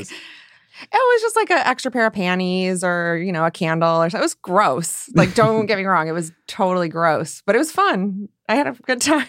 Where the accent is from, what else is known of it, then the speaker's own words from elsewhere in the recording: rural Michigan, United States; my family and my hometown